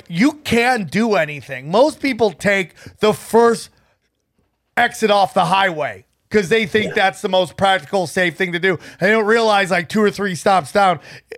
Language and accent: English; upstate New York, United States; I grew up in upstate New York in a very small town